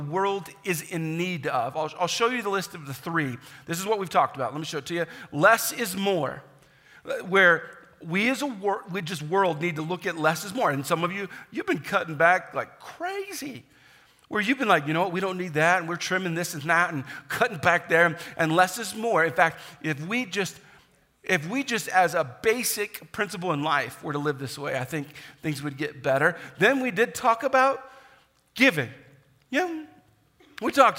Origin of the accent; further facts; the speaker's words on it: United States; also born or lived in Kansas / Indiana; now in South Dakota, United States; I grew up in Kansas and Indiana